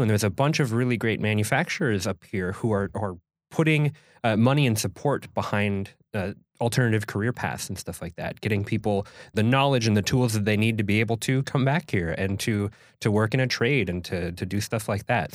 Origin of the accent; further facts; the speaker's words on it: Minnesota, United States; moved away as an adult; now in Door County, Wisconsin, United States; As somebody from Minnesota